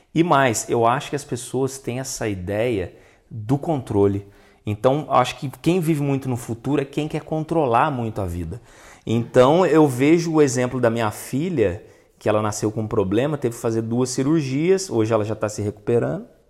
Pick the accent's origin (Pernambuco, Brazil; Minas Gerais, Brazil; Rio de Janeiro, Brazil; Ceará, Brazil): Minas Gerais, Brazil; Itajubá; na minha infância, lá em Itajubá